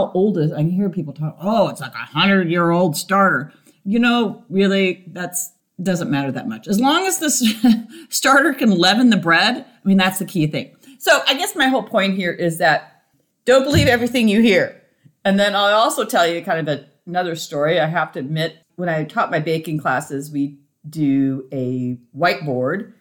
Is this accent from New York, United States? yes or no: no; Montana, United States; I grew up in Montana